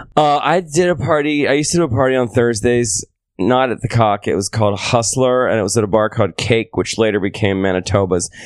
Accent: Seaford, Delaware, United States; also born or lived in Mississippi; now in New York, United States; I'm from the East Coast, um, d, uh, small town called Seaford, Delaware

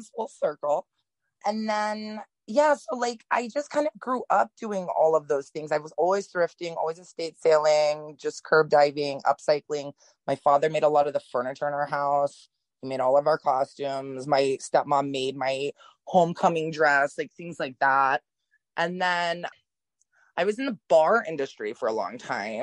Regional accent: New Orleans and Mississippi, the coastal South, United States; I'm from the South originally. I was born in Mississippi and I grew up in like the coastal South, like New Orleans and Mississippi.

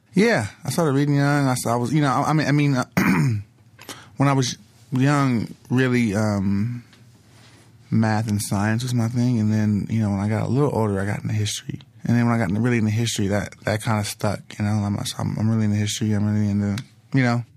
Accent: Los Angeles, California, United States; South Central L A, South Central Los Angeles. I, you know, I grew up in first eight years of my life on, on seventy-fourth and Figueroa

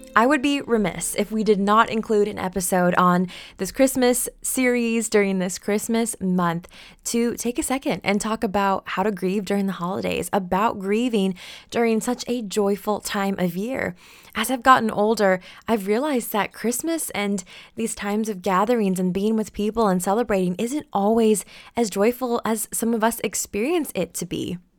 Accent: Oregon, United States; a hazelnut farm about eighty acres here in Oregon

